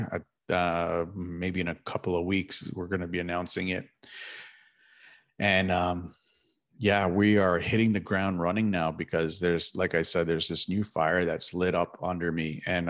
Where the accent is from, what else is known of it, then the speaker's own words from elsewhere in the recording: Toronto, Ontario, Canada; moved away as an adult; I've lived in Toronto my entire life. I was born and raised in East York, Toronto, a district of East York in Toronto, Ontario.